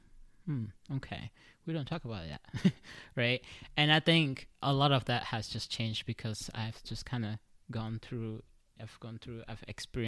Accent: Cameroon; now in United States; I was born in Cameroon, right? And then I moved to the United States. Then I went to school here

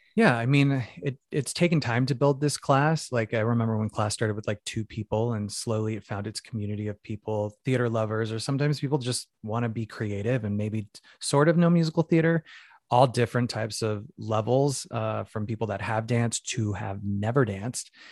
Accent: Phoenix, Arizona, United States; moved away; I'm from Phoenix, Arizona originally, uh, Mexican American

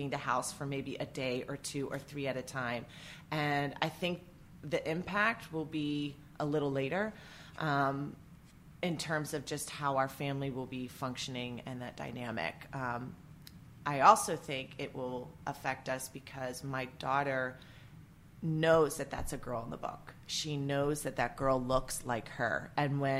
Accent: West Virginia, United States; moved away as an adult; also born or lived in New York / New Jersey / Maine / Maryland; where I grew up in West Virginia

